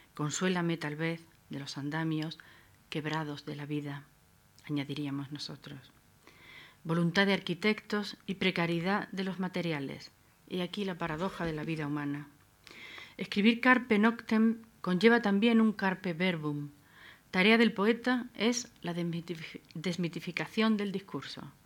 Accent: Adra, Andalusia, Spain; Abdera es mi tierra natal, una Almería desnuda, hecha de acantilado y desierto

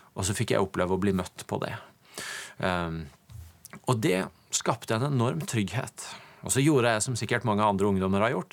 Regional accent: Tvedestrand, Agder, Norway; kjøkkenbordet jeg fikk lov til å vokse opp i i min familie hjemme i Tvedestrand

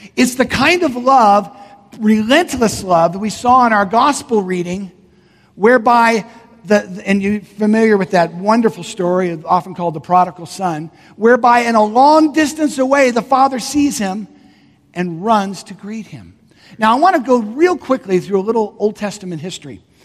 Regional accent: Southern California, United States; now in Colorado, United States; I grew up in Southern California

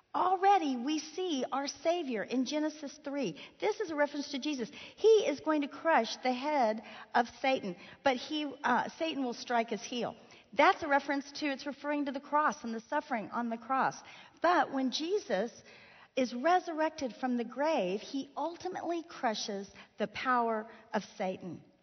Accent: Miami, Florida, United States; moved away; Miami, Florida, my hometown

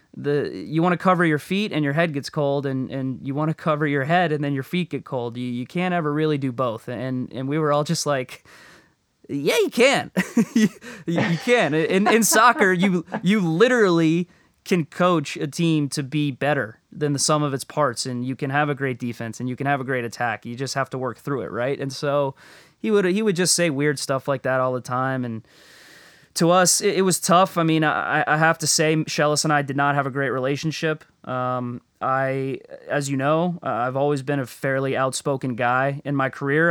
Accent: Florida, United States; moved away as an adult; it was like heaven for me growing up

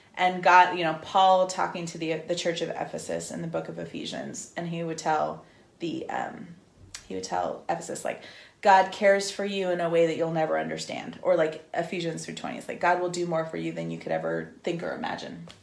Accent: Northern California, United States; I'm from Northern California

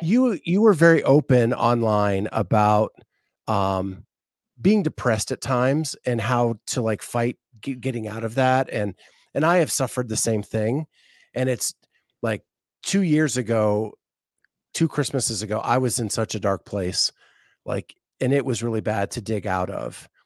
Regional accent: Appalachian Mountains, United States; also born or lived in Florida; I grew up in the Appalachian Mountains.

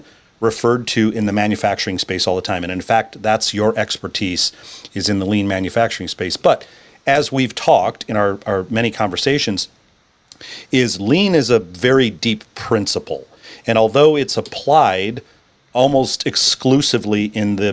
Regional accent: Grand Rapids, Michigan, United States; was born and raised in Grand Rapids, Michigan, just like myself

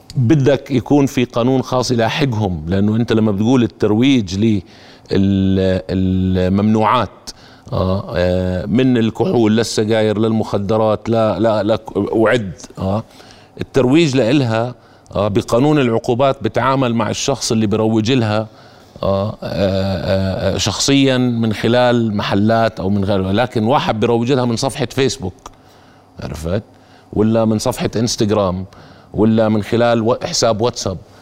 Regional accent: Jordan; انا كمواطن اردني

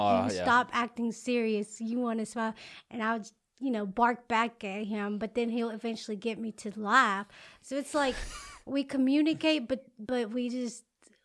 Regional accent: Alabama, United States; also born or lived in Mexico; I was raised in Alabama, but I was born in Mexico.

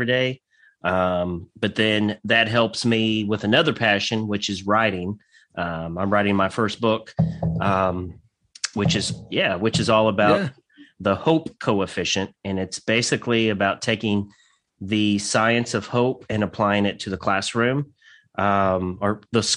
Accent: Santa Claus, Indiana, United States; now in Western Kentucky, United States; I grew up in Southern Indiana. Actually in a little town called Santa Claus, Indiana

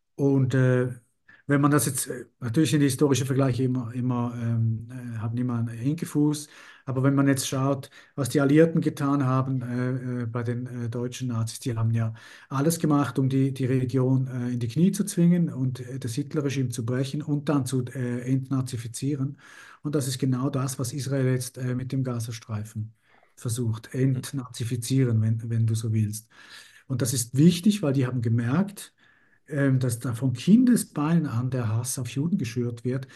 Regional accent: Italy; als Italiener

